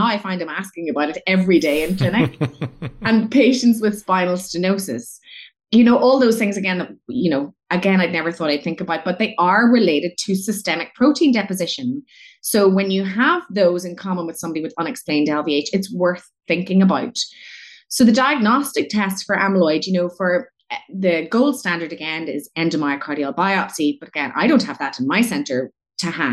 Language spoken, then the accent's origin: English; Northern Ireland, United Kingdom; moved away as an adult; I am from Northern Ireland, but I only moved back to Northern Ireland after training abroad for many, many years in 2018